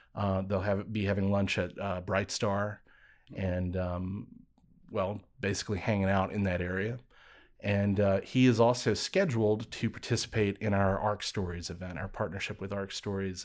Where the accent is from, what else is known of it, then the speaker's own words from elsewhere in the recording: Birmingham, Alabama, United States; I grew up in Birmingham. I wasn't born in Birmingham